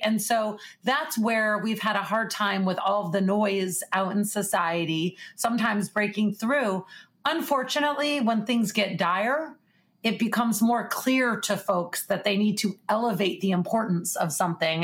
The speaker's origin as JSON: {"language": "English", "town": "Chicago", "region": "Illinois", "country": "United States", "tie": "born or raised there", "said": "my hometown of Chicago"}